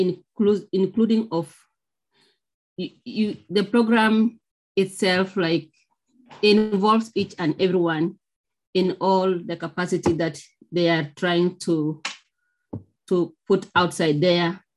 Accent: Kenya; moved away; I come from Kenya.

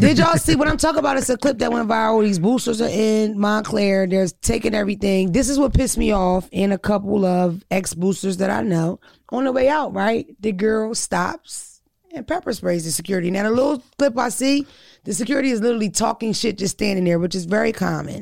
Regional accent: Philadelphia, Pennsylvania, United States; also born or lived in Wilmington, Delaware; I'm from Philly and Delaware

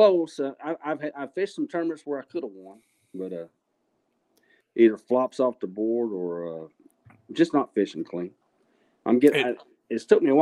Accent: Abilene, Texas, United States; now in Killeen, United States; I grew up in the Abilene area

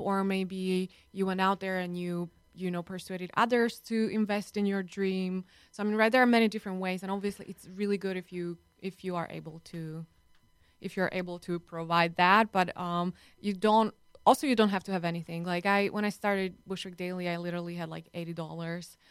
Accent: Slovakia; now in United States; I'm from Slovakia

